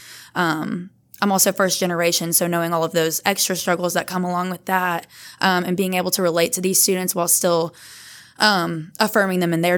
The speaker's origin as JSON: {"language": "English", "town": "Bossier City", "region": "Louisiana", "country": "United States", "said": "I'm from Bossier, so only about an hour away."}